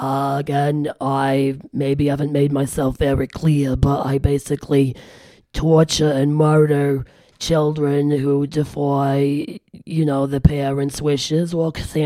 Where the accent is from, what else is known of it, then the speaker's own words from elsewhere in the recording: Germany; now in Grand Rapids, United States; Well, I'm mostly of German descent. I'm from Germany. Split my time between Germany and here in Grand Rapids, Michigan.